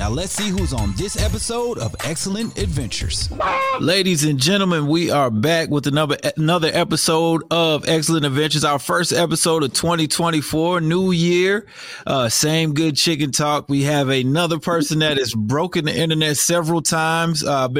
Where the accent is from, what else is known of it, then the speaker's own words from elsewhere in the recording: New Jersey, United States; now in Douglasville, Georgia, United States; I'm actually from New Jersey